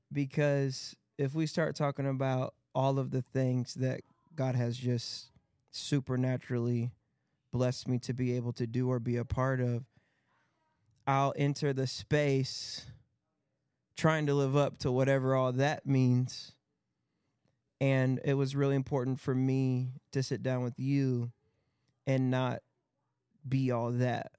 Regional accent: Battle Creek, Michigan, United States; in Battle Creek, Michigan, which was my hometown

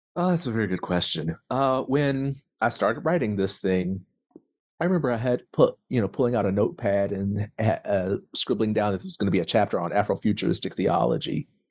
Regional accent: Tulsa, Oklahoma, United States; I am from Tulsa, Oklahoma

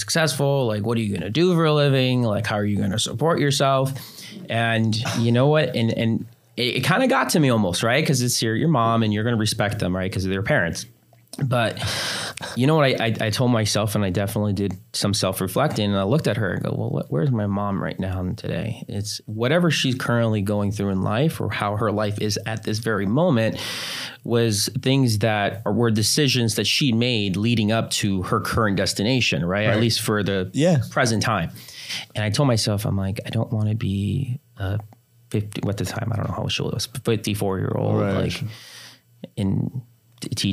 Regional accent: New Jersey, United States; moved away; I was raised in New Jersey, and my whole family's still there

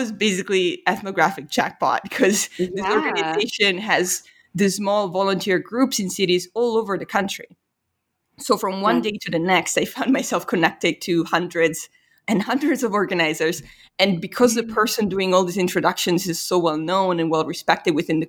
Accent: Italy; English is a second language; and then immediately it was like, yeah, you know, I'm from Italy.

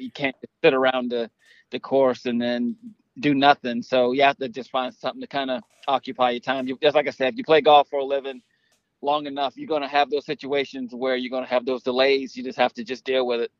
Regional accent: Savannah, Georgia, United States; I grew up in Savannah

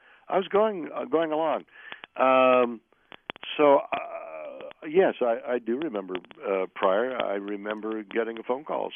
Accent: Montreal, Quebec, Canada; moved away as an adult; now in United States; I'm Canadian, and I'd been acting all my life in amateur theater in Montreal from a very young age on

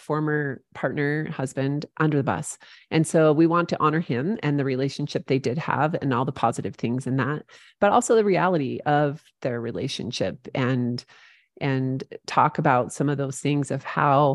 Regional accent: St. George, Utah, United States; St. George, which is my hometown

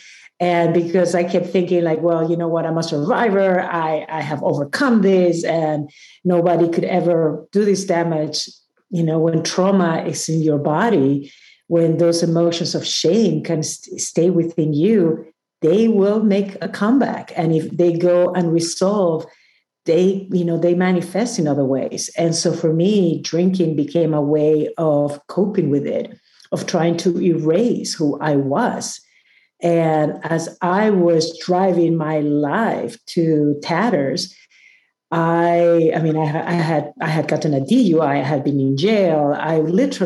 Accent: Peru; I come from Peru, and even though I grew up in a beautiful country that is full of mountains

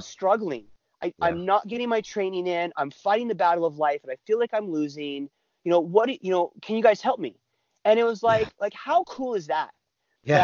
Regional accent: California, United States; moved away as an adult; also born or lived in Utah / the Dakotas / Colorado; I was uh, born in Utah. I lived there till I was three or four. I grew up in California lived there until I was about 19

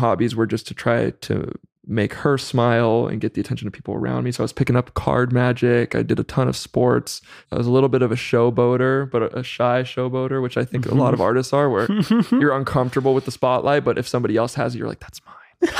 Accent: Chowchilla, California, United States; I grew up in Central Valley of California. So in a small town near Fresno called Chowchilla.

